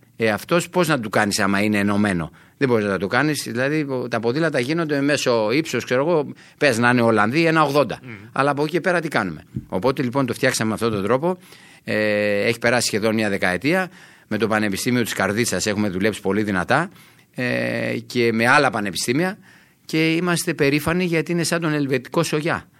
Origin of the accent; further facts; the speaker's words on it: Sparta, Peloponnese, Greece; όταν πηγαίνουμε για τη Σπάρτη, για το χωριό μου